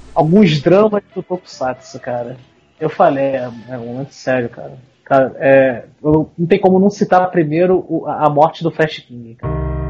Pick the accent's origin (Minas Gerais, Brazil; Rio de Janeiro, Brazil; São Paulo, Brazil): Rio de Janeiro, Brazil; são tudo carioca